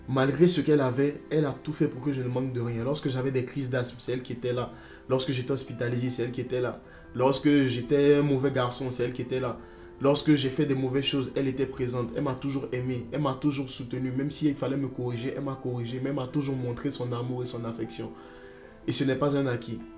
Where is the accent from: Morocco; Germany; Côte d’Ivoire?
Côte d’Ivoire; moved away as an adult; now in France; J'ai grandi en Côte d'Ivoire. Je suis né en Côte d'Ivoire. J'ai grandi en Côte d'Ivoire. Et là, maintenant, je suis en France. J'ai fait euh, jusqu'au bac en Côte d'Ivoire. Et après, je suis venu en France.